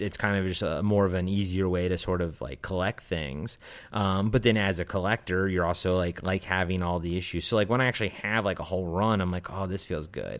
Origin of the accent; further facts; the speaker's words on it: Maryland, United States; I grew up in Maryland on the East Coast